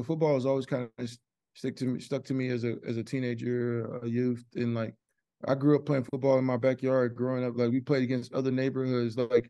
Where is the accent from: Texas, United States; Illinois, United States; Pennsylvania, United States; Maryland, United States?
Texas, United States; Man, I grew up in Texas, like, people used to make jokes all the time.